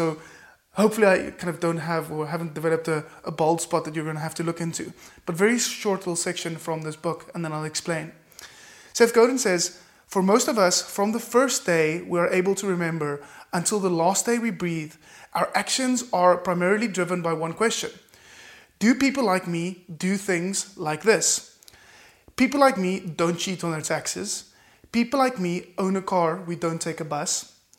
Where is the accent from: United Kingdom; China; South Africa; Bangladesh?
South Africa; Cape Town, Western Cape; I am from Cape Town, South Africa. Is it possible for me to firstly find in my local market, be really proudly South African, proudly Capetonian